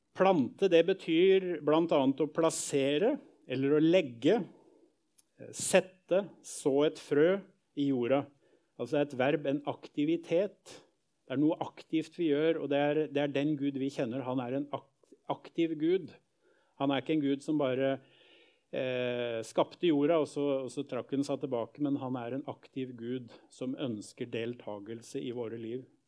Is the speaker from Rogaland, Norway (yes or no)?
no; Skien, Telemark, Norway; oppvekst i Misjonskirken hjemme i Gjerpen i Skien